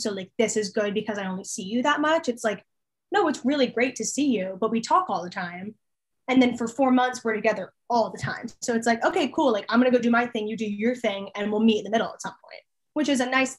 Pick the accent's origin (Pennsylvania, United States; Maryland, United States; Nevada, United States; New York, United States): Pennsylvania, United States; Allentown; moved away as an adult; now in Harrisonburg, United States; the place that I live at home is called Allentown. It's like Allentown is home because that's where I grew up